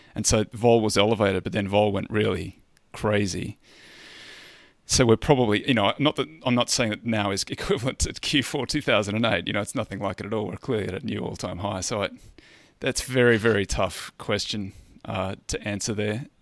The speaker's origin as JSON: {"language": "English", "country": "Australia", "said": "I'm a Australian"}